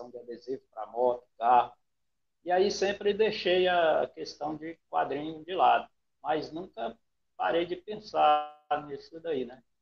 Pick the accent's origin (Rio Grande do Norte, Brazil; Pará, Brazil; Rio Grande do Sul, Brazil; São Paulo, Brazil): Pará, Brazil; Rondon do Pará; also born or lived in Bahia; E aí eu, eu sou um baiano, né, nasci na Bahia, vim para cá é, com três meses de nascido, e estou aqui